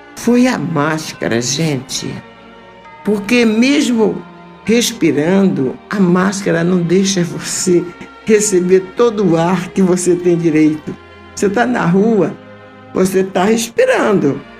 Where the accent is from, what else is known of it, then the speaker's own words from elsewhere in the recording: North Region, Brazil; nortista como eu